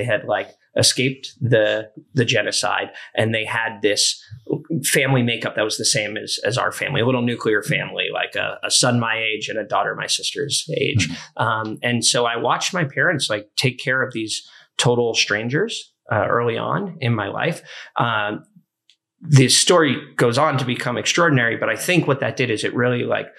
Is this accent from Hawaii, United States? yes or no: no; Santa Cruz, California, United States; I'm actually from Northern California. {S4} Okay. {S2} From Santa Cruz, which is a sleepy little surfer town.